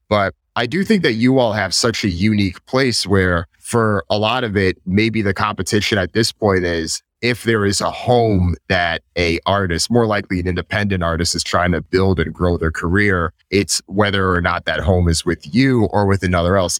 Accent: Hartford County, Connecticut, United States; Hartford County, which is where I'm from.

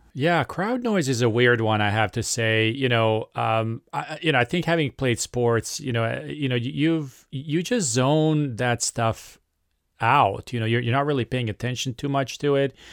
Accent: Serbia; I am uh, from Serbia

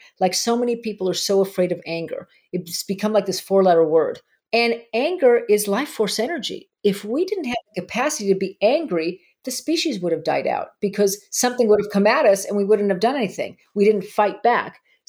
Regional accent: Argentina; moved away; My home country.

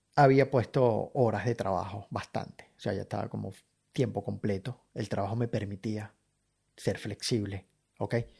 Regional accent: Caracas, Capital District, Venezuela; moved away as an adult; now in Brisbane, Australia; vivir lo que he vivido en, Caracas

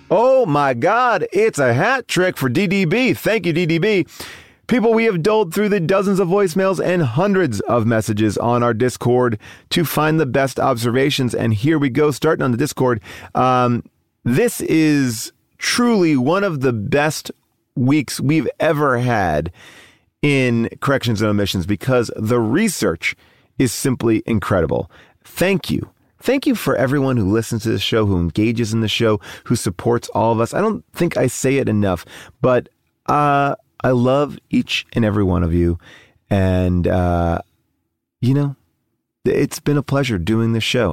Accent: Long Island, New York, United States; I'm also from Long Island

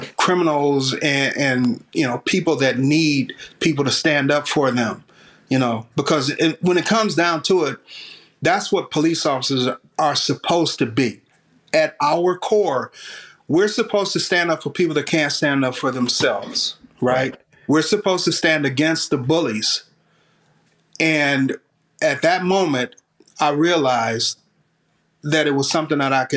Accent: Detroit, Michigan, United States; while I was growing up in Detroit

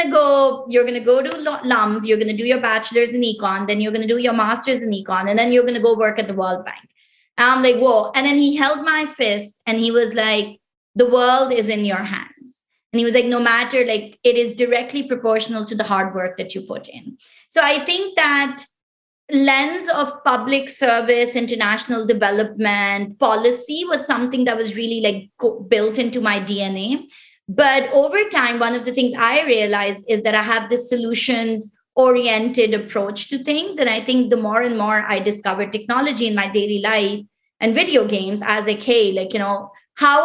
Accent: Islamabad, Islamabad Capital Territory, Pakistan; first language Pashto; English is a second language; moved away as an adult; also born or lived in Quetta, Pakistan; now in United States; I was born in Quetta, which is actually like, you know, one of the most conservative provinces within Pakistan. My mom is originally from that province. And my dad he migrated from India, you know, right when he was young and everything. So it's like, so And then I grew up in the capital, which is Islamabad.

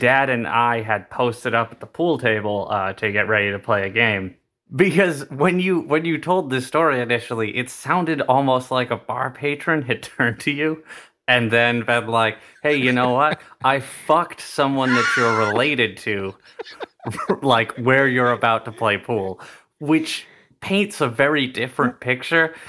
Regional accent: New Bedford, Massachusetts, United States; accent: older New England accent; we grew up in New Bedford, Massachusetts

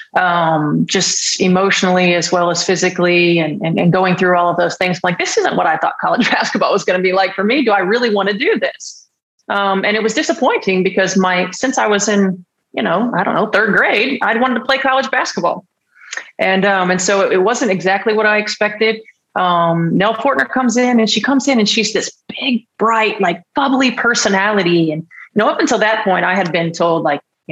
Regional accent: near Purdue, Indiana, United States; I grew up near Purdue. I grew up about halfway between Purdue University and the University of Illinois

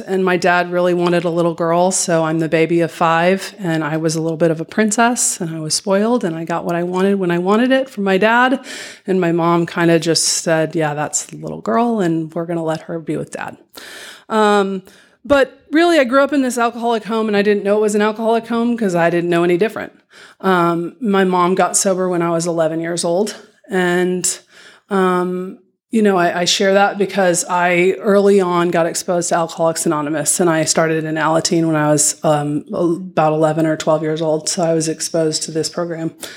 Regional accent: Dallas, Texas, United States; I grew up here in Dallas, Texas

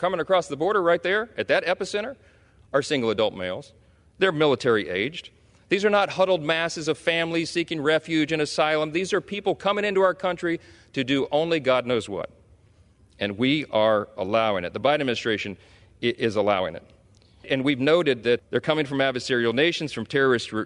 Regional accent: Louisiana, United States; my home state of Louisiana

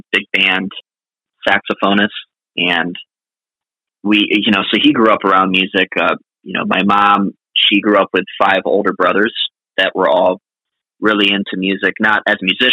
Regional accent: Clearwater, Florida, United States; also born or lived in Boston / Nashville; going to fish with my dad on the pier in Clearwater where I grew up

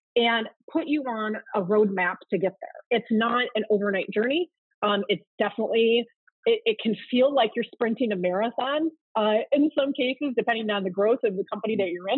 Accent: outside of Chicago, Illinois, United States; I grew up in Chicago, outside of Chicago, Illinois

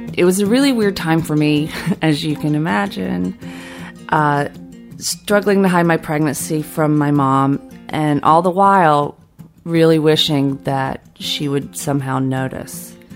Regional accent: Fitzgerald, Georgia, United States; As a kid growing up in South Georgia

